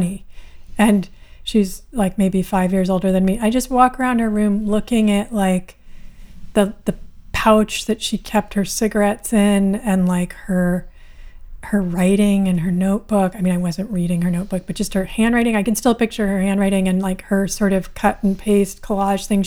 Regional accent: Berkeley, California, United States; I grew up in Berkeley, which is a pretty radical city

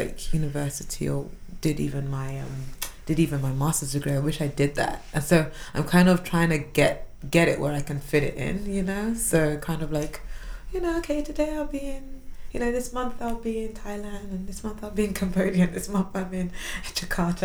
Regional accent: London, United Kingdom; also born or lived in Washington, D.C.; I grew up in South London, went to school in South London. I still live in South London

